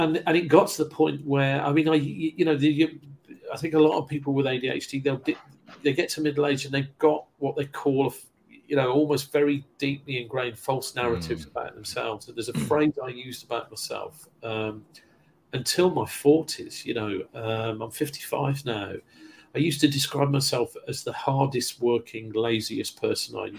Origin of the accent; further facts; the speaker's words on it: Kidderminster, West Midlands, United Kingdom; moved away as an adult; also born or lived in London / West Bromwich; growing up in Kidderminster, a parochial town in Thatcher's Britain